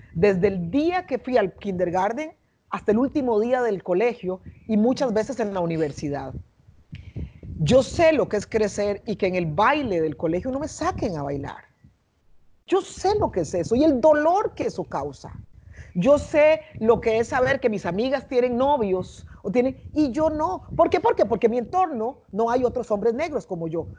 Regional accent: San José, Costa Rica; now in Panama; yo crecí y nací, en, cre nací, crecí en Costa Rica, en la capital del país, en San José

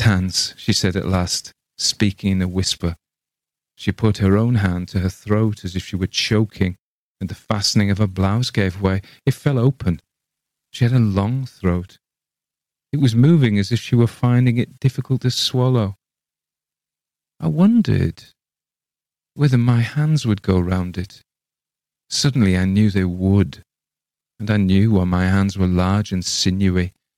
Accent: England, United Kingdom; I read it as an Englishman

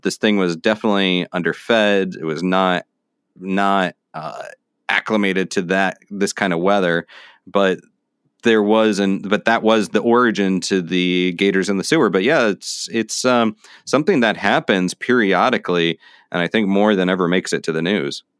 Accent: Florida, United States; now in New York City, United States; now I'm in New York City, but I grew up in Florida

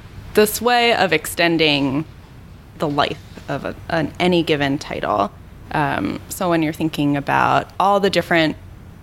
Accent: Pennsylvania, United States; I'm from Pennsylvania, and in Pennsylvania, every high school senior has to do this project

